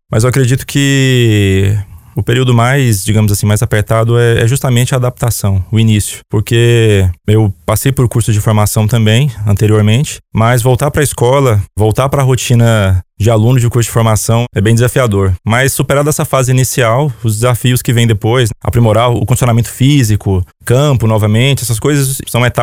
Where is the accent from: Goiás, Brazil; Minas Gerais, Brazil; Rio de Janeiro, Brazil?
Goiás, Brazil; Anápolis; Sou natural de Anápolis, Goiás e tenho 30 anos.